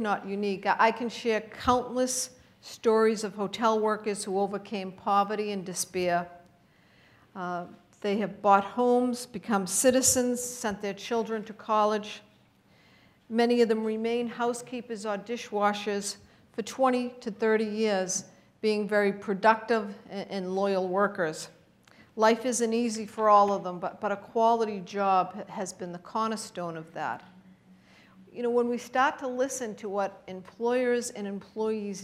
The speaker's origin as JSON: {"language": "English", "town": "Boston", "region": "Massachusetts", "country": "United States", "tie": "born or raised there", "said": "I grew up in South Boston, Massachusetts"}